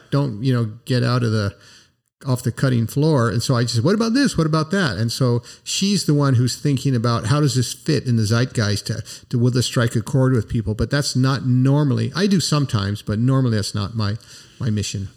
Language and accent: English; United States; I'm an American